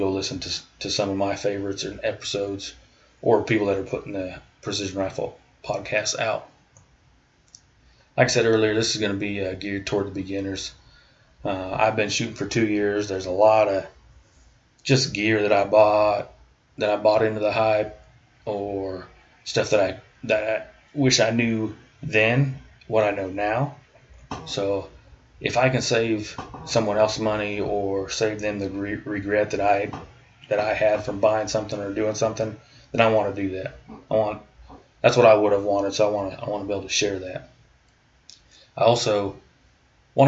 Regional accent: Iowa, United States; moved away as an adult; also born or lived in Charleston / Alaska; now in Kansas, United States; I was born and raised in Iowa

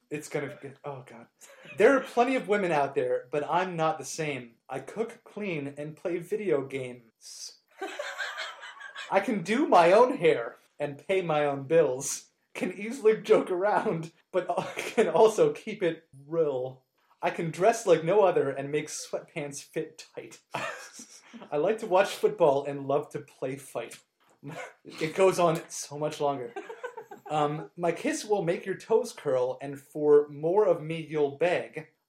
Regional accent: Pennsylvania, United States; I grew up on the Schuylkill River, belonged to a water ski club

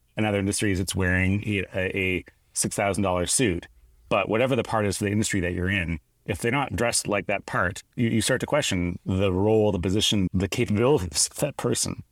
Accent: Canada; I grew up in Canada

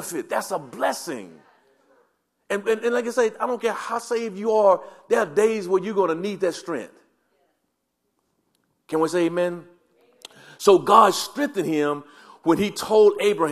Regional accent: the South, United States; I grew up in the South and it was always yes, ma'am

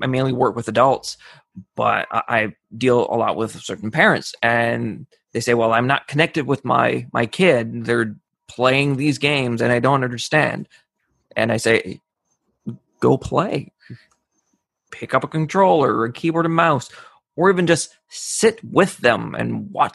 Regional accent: Canada; I'm from Canada, so of course we play hockey

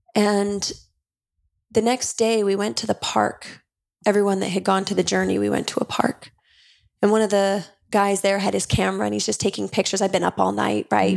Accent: Utah, United States; I grew up Mormon in Utah

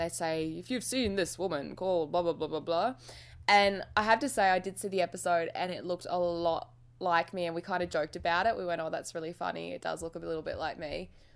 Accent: Australia; we're Australian

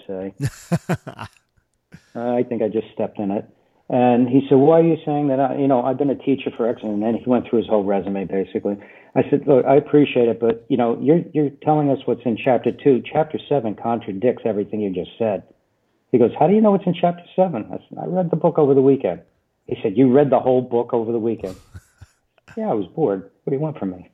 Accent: New Jersey, United States

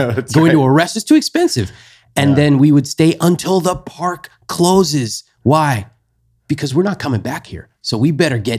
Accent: California, United States; They both came to the US. And I grew up basically in California.

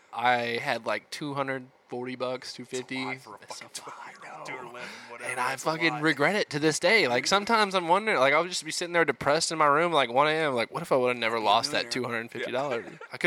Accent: the South, United States; I grew up in the South. Yeah, I know how it goes.

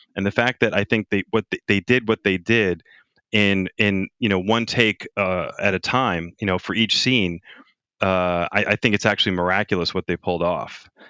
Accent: Long Island, New York, United States; my hometown of Long Island

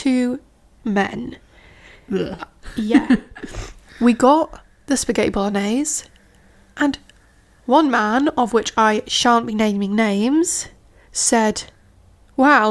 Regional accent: Yorkshire and the Humber, United Kingdom; I'm from Yorkshire.

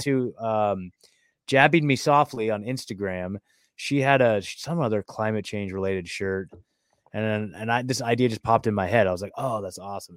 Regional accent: Oregon, United States; moved away; also born or lived in McMinnville / Portland / Eugene; I was born and raised there. I lived there my whole freaking life

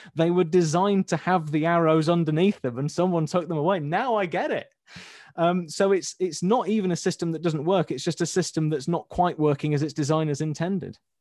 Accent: Leeds, Yorkshire and the Humber, United Kingdom; I'm from Leeds

